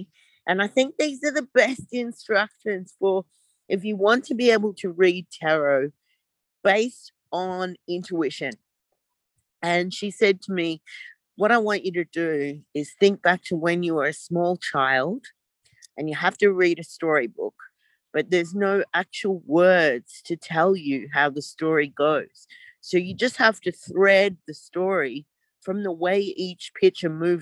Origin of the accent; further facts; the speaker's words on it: Gold Coast, Queensland, Australia; now in Melbourne, Australia; I'm currently living in Melbourne, Australia, but I grew up on the Gold Coast.